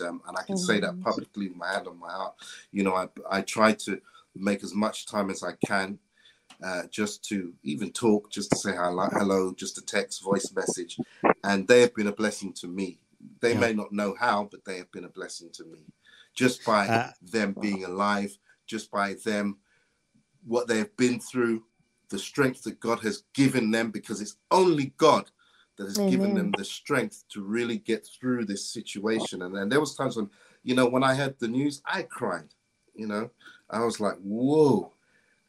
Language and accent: English; Cape Town, Western Cape, South Africa; now in Luton, United Kingdom; I'm from Cape Town